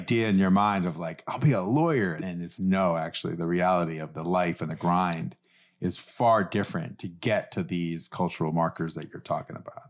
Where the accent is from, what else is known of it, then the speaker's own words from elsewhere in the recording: New York City, New York, United States; I grew up in New York City